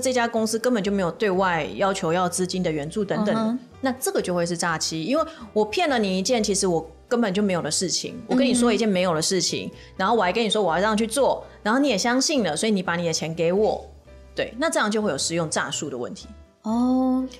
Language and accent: Chinese; Taiwan; 我们是台湾人，